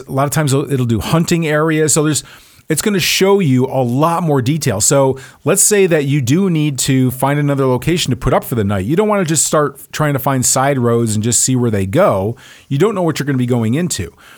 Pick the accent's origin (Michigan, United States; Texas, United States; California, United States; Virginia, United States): Texas, United States; I'm from Texas, where cowboy boots and suits do go together.